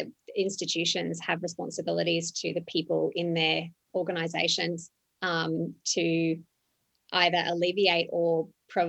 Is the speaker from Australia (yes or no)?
yes; Australia; moved away as an adult; also born or lived in Johannesburg, South Africa / Dubai, United Arab Emirates / London, United Kingdom / Lima, Peru; now in Ho Chi Minh City, Vietnam; I'm Australian. I started there.